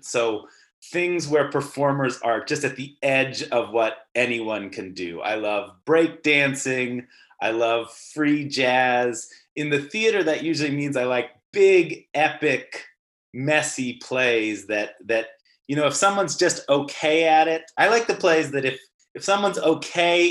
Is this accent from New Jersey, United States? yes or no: no; Seattle, Washington, United States; also born or lived in Boston / New York / Bay Area / Providence; I'm based in Seattle, Washington, which is also where I grew up